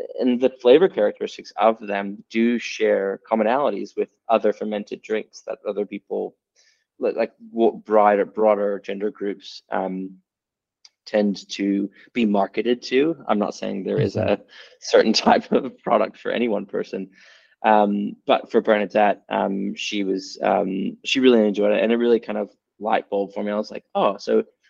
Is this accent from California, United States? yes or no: no; Texas, United States; now in Sydney, Australia; I'm from Texas originally